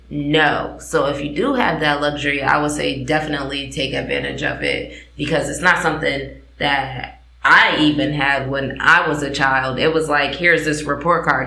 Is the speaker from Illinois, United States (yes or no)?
no; New Haven, Connecticut, United States; moved away; also born or lived in West Coast; I come from New Haven, Connecticut, Achievement First